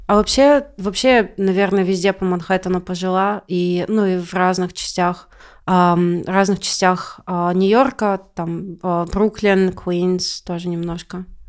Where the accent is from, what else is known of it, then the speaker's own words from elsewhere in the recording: Siberia, Russia; moved away as an adult; now in California, United States; я из Сибири